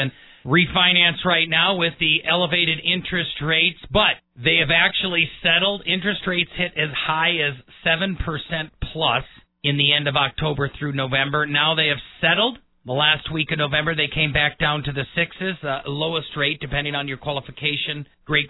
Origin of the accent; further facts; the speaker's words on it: Wisconsin, United States; now in Colorado Springs, United States; Born and raised in the Midwest, in Wisconsin